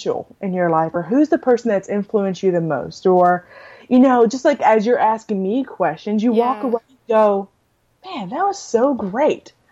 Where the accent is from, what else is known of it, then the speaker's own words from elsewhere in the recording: Arkansas, United States; also born or lived in New Braunfels, Texas; now in College Station, United States; my hometown in Arkansas